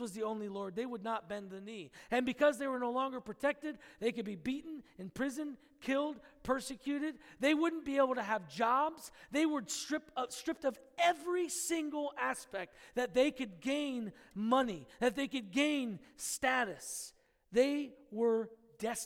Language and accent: English; United States; we as the American church